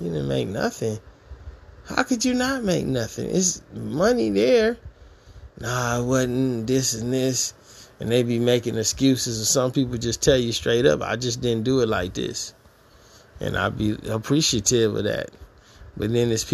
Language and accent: English; Detroit, Michigan, United States; moved away; I'm from Detroit, Michigan, the east side, Gratiot Forest area